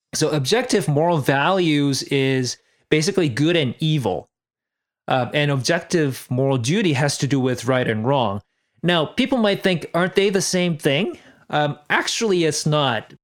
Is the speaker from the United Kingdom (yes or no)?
no; South Korea; I'm from South Korea